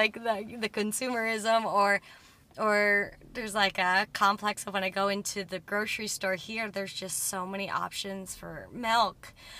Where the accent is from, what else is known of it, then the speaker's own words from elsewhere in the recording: Muskoka, Ontario, Canada; Like, I'm not from Canada. I'm Muskoka. And so I meet everybody here, and like, I am a bit of an outsider.